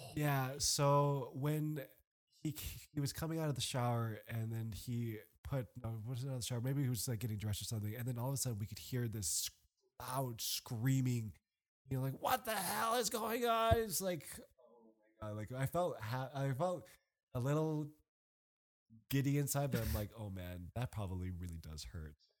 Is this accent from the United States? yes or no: no; Canada; moved away; I'm Canadian